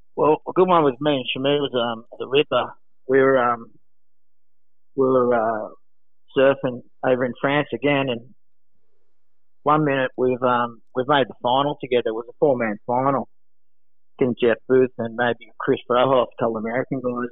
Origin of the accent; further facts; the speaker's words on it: Sydney, New South Wales, Australia; I'm actually from Bronte, born and bred